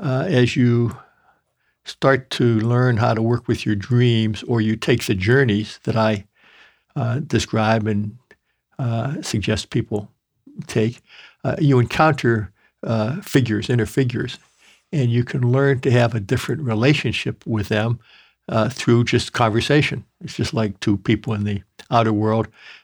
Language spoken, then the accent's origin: English; Midwest, United States; I grew up in the Midwest where grandmothers used to like to feed their grandsons, and I ate meat and potatoes and sticky buns and pies and gravies.